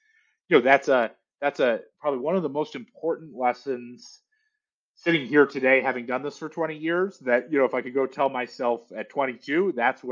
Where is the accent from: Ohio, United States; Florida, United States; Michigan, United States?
Michigan, United States; Detroit; moved away; I grew up in Detroit